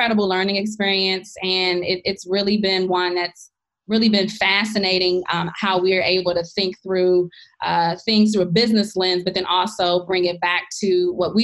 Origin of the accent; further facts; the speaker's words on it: Washington, District of Columbia, United States; moved away as an adult; also born or lived in New York City; I grew up in Washington, D.C., born and raised